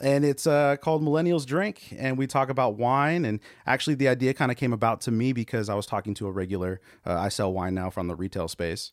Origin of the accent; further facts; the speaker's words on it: California, United States; now in Texas, United States; I'm Californian